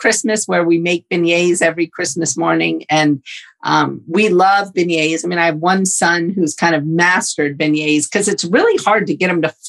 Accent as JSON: {"language": "English", "town": "New Orleans", "region": "Louisiana", "country": "United States", "tie": "born or raised there", "moved": "as an adult", "said": "I grew up in New Orleans, lived in New Orleans my entire life until Hurricane Katrina hit in 2005"}